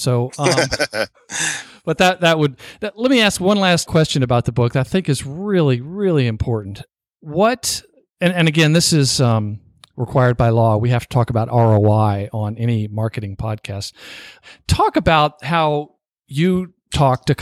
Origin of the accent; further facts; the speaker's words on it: the South, United States; since we're both from the South